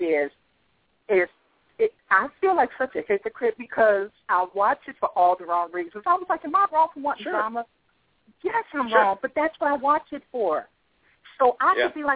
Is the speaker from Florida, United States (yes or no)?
no; Chicago, Illinois, United States; moved away as an adult; now in North Carolina, United States; Chicago, which is my hometown